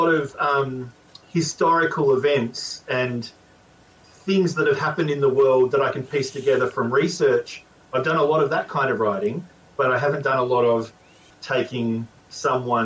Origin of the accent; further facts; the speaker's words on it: Australia; I grew up in Australia.